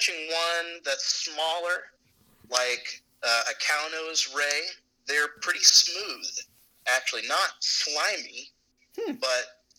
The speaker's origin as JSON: {"language": "English", "region": "Oklahoma", "country": "United States", "moved": "yes", "lives_now": "Tallahassee, United States", "said": "I'm from Oklahoma."}